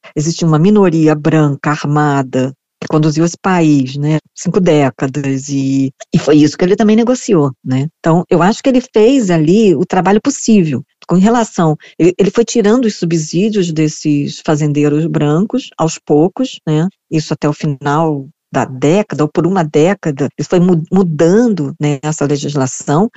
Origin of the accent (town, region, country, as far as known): Brazil; now in South Africa